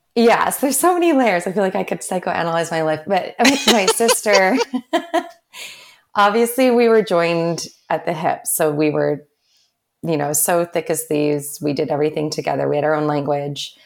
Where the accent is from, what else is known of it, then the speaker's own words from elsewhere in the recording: Vancouver, British Columbia, Canada; I'm from Vancouver originally